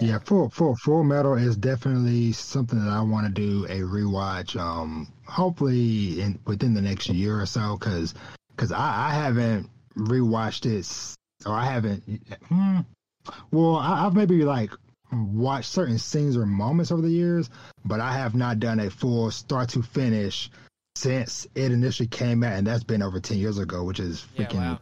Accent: Texas, United States; my hometown that I came from very small country town in the deep woods uh, of of Texas

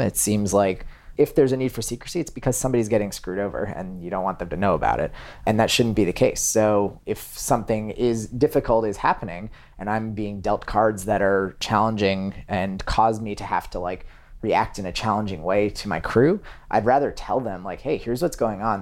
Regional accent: Massachusetts outside of Boston, United States; now in New York, United States; I grew up in Massachusetts outside of Boston

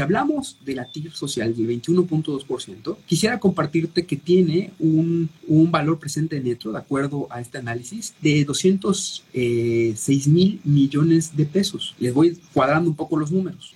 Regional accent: Yucatán, Mexico

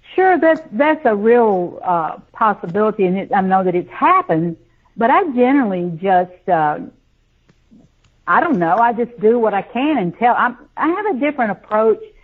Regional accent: the South, United States; also born or lived in Nashville, Tennessee; I grew up in the South. You know, it's a buckle on the Bible Belt.

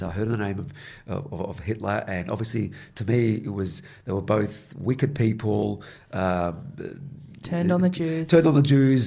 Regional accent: Melbourne, Victoria, Australia; also born or lived in Israel / Sydney; we moved in from Israel to Sydney briefly for a year and a half, and then we went to Melbourne

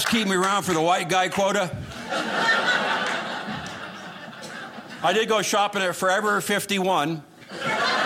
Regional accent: Los Angeles, California, United States; I was born and raised in Los Angeles

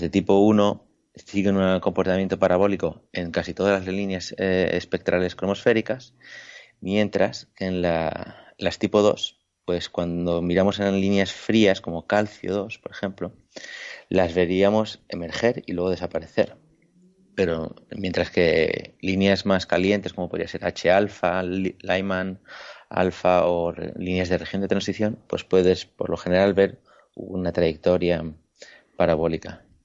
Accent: Ibiza, Balearic Islands, Spain; moved away; also born or lived in La Laguna, Tenerife; soy de Ibiza

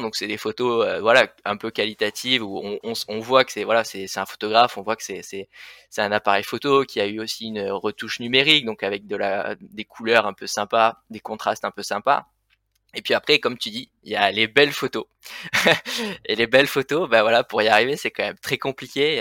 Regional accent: Le Vigan, Occitania, France; moved away as an adult; now in Annecy, France; moi je suis originaire donc du sud des Cévennes, voilà donc à côté du Vigan, une petite ville

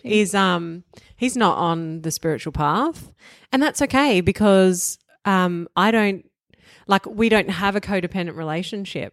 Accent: Melbourne, Victoria, Australia; I come from Bogan upbringing, you know, outer eastern suburbs of Melbourne

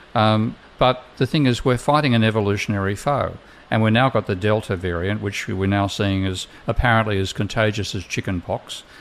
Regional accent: Australia; being Australian

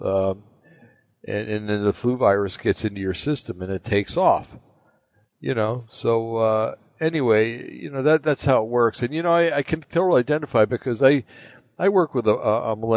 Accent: East Coast, United States; moved away; when I grew up back on the East Coast

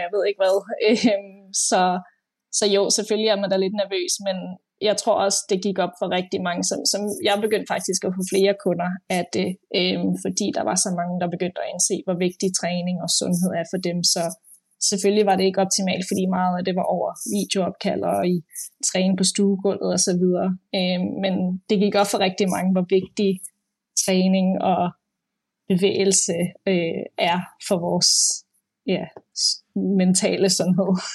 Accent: Denmark; moved away as an adult; also born or lived in Copenhagen, Denmark; now in London, United Kingdom; jeg er født og opvokset i Danmark, øh, og øh, boede i København også mange år

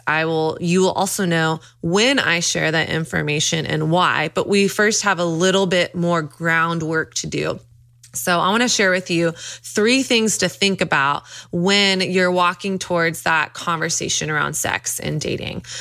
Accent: Dallas, Texas, United States; I grew up in Dallas, Texas

